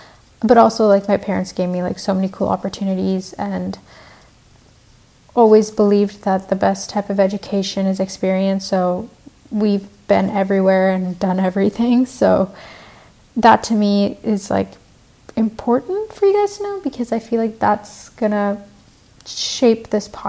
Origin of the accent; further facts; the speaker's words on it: Vancouver, British Columbia, Canada; also born or lived in Sri Lanka / Colombo; now in Montreal, Canada; I actually am originally from Sri Lanka. So I was born in Sri Lanka and then I grew up in Vancouver. So I'm half Canadian, half Sri Lankan.